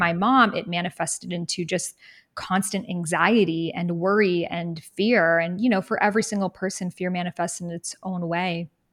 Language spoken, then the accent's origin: English; Boston, Massachusetts, United States; I grew up in Boston, really near Salem, Massachusetts